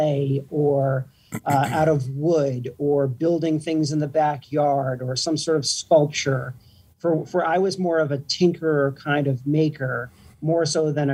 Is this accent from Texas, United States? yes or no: no; New Jersey, United States; living in the suburbs where I grew up in New Jersey